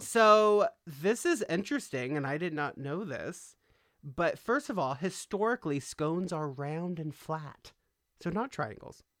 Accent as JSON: {"language": "English", "town": "Los Angeles", "region": "California", "country": "United States", "tie": "born or raised there", "said": "I grew up in California, okay? I grew up in Los Angeles"}